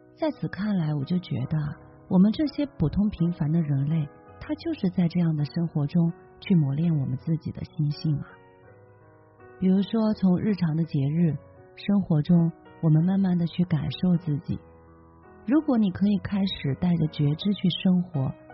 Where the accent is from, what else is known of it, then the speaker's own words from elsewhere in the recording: China; 我们中国人